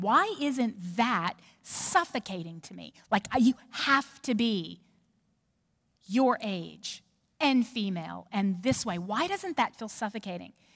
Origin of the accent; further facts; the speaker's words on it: New Orleans, Louisiana, United States; now in Knoxville, United States; I'm from New Orleans. So i have got feisty Cajun in me.